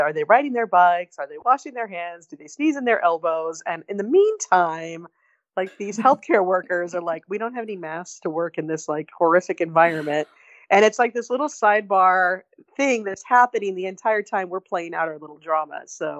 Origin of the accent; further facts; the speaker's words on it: Barstow, California, United States; A lot of meth going on in my hometown, I'll just say that.